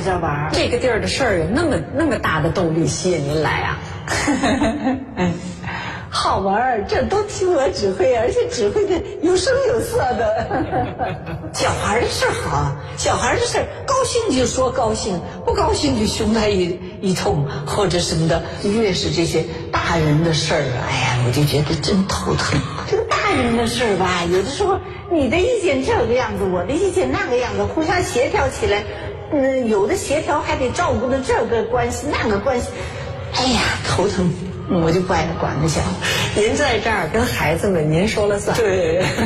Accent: Malan Village, Hebei, China; moved away; 我的故乡，我出生的地方，而且养育我的地方

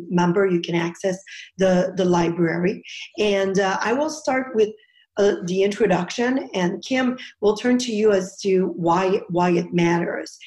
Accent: Canada; now in United States; I'm originally from Canada

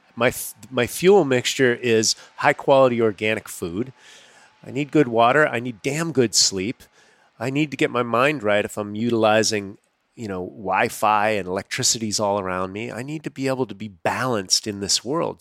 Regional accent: United States; growing up as an American on processed foods

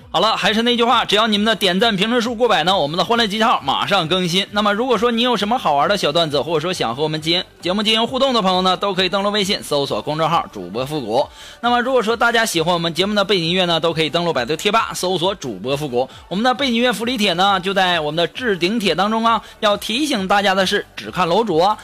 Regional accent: China; 我们中国人太厉害了

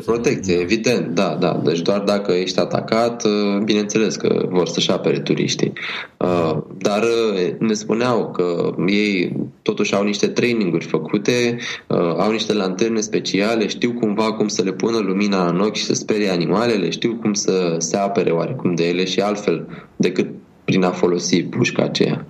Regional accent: Romania; noi suntem din România

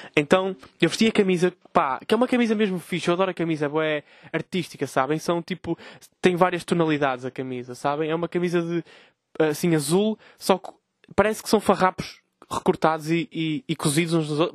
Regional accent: Vila Nova de Gaia, Norte, Portugal; eu sou de Gaia

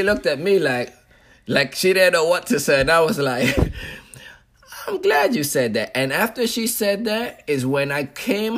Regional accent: U.S. Virgin Islands; I grew up on St. Thomas, but the culture itself was a Hispanic culture because my family from Dominican Republic.

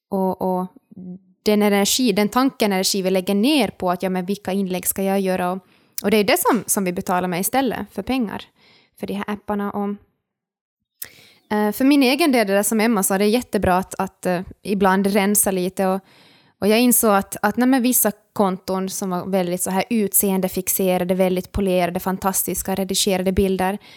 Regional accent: Ostrobothnia, Finland; now in Turku, Finland; jag är österbottning, jag är finlandssvensk, jag är studerande.

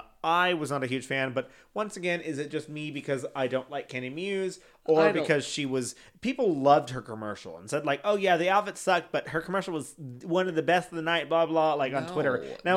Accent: Chicago, Illinois, United States; Bitch, I'm from Chicago.

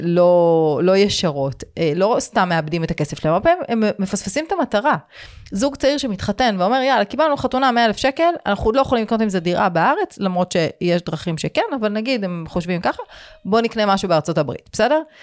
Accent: Israel

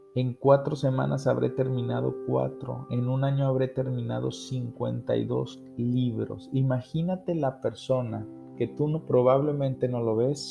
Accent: Mexico

